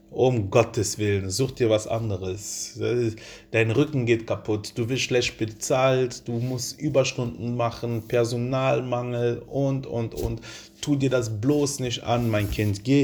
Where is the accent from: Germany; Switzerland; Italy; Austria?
Italy; Ich bin halt Italienerin, vielleicht verstehe ich diesen Mann nicht, aber er bringt halt so ein paar Sätze vielleicht irgendwie raus, so aus meiner Kultur, aus meiner Sprache.